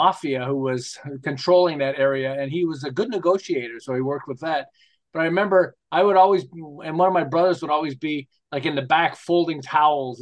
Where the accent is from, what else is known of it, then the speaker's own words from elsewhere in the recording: Montreal, Quebec, Canada; moved away as an adult; now in Southern California, United States; I'm originally from Montreal, although I live in Southern California for about 35 years